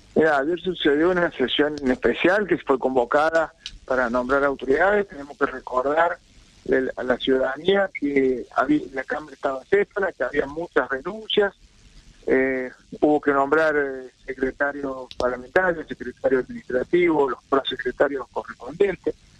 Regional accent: San Luis, Argentina; yo vengo de la provincia de San Luis

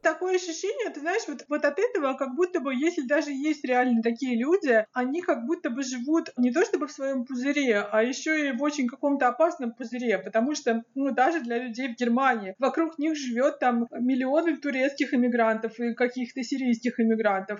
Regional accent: Krasnodar Krai, Russia; я сама из Краснодарского края

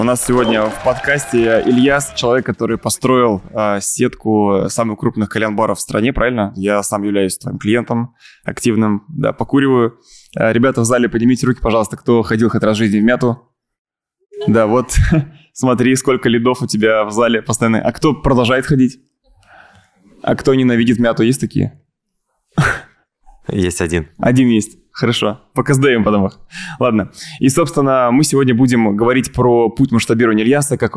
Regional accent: Kazan, Tatarstan, Russia; Вот, я бы начал с того, что я из Казани.

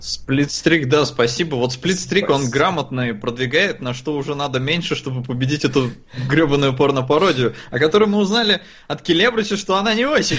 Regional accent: Estonia; я родился и вырос в Эстонии

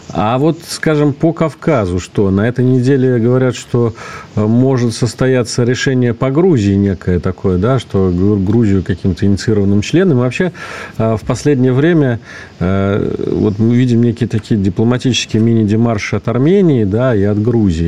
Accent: Russia; здесь, у нас на родине

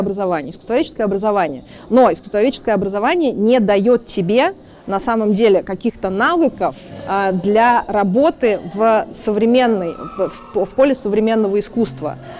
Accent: Saint Petersburg, Russia; Петербург, мой родной город

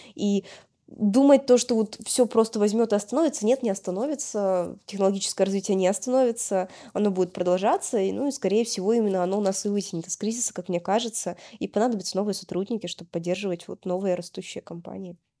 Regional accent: Yekaterinburg, Sverdlovsk Oblast, Russia; moved away as an adult; also born or lived in Moscow / Saint Petersburg; now in Lisbon, Portugal; я изначально родилась в Екатеринбурге, прожила там до окончания школы

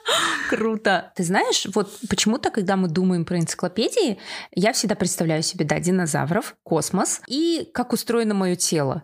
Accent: Kazakhstan; also born or lived in Karelia, Russia; я родилась в Карелии. Я до 8 лет вообще не знала казахский язык, переехала в Казахстан вместе с родителями

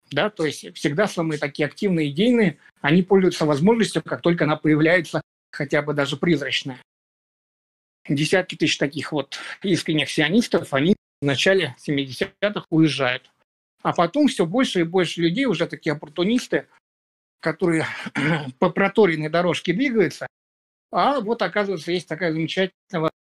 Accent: Belarus; Потом уже, насколько я знаю, ехали из Украины, э, я из Беларуси.

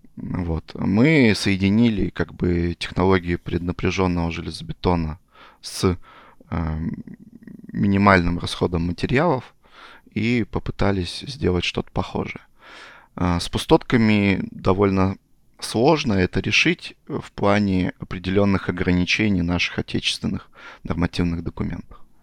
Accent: Chelyabinsk Oblast, Russia; moved away as an adult; also born or lived in Zlatoust; now in Moscow, Russia; я родом там с Челябинской области

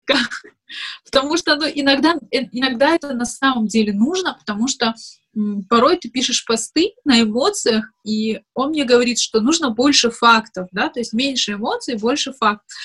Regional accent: Makhachkala, Dagestan, Russia; moved away as an adult; also born or lived in Moscow; я родилась и выросла в Дагестане, в Махачкале

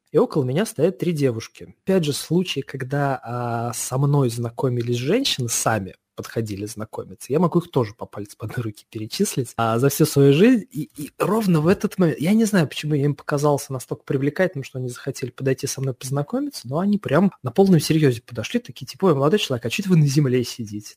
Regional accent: Saratov, Saratov Oblast, Russia; moved away; в моем родном городе, э, а в, Саратов, в Саратове

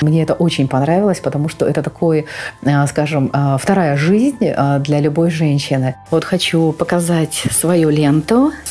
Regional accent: Donetsk, Donetsk Oblast, Ukraine; А, я родилась в Донецке. Мы проживали с родителями в Киевском районе.

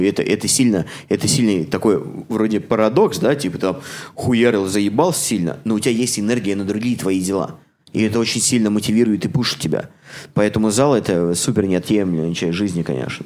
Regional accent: Samara, Samara Oblast, Russia; now in Toronto, Canada; В моем родном городе

